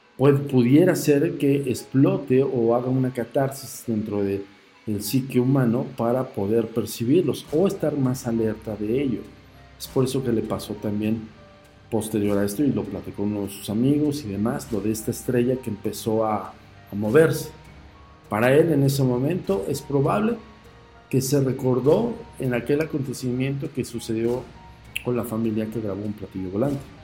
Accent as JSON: {"language": "Spanish", "country": "Mexico"}